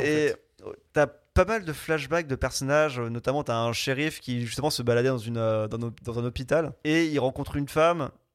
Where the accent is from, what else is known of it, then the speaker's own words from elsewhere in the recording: France; je suis français.